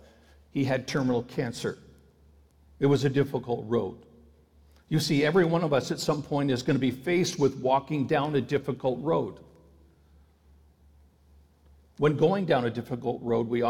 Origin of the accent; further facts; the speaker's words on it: Ontario, Canada; I had a public school friend who lived in the same city as I did, even though we grew up in Ontario